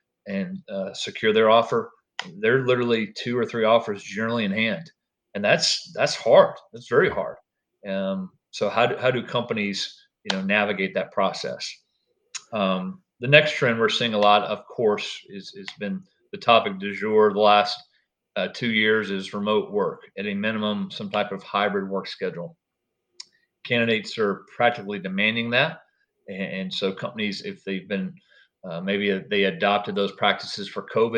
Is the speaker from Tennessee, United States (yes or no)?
yes; Nashville, Tennessee, United States; I grew up in the Nashville area